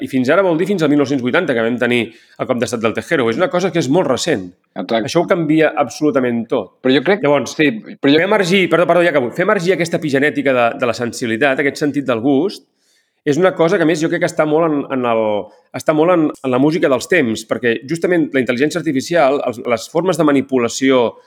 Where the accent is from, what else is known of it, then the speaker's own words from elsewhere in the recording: Catalonia, Spain; com a catalans